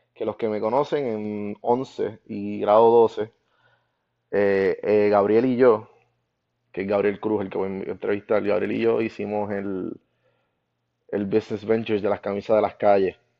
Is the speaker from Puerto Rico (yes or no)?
yes; Guaynabo, Puerto Rico; born or raised there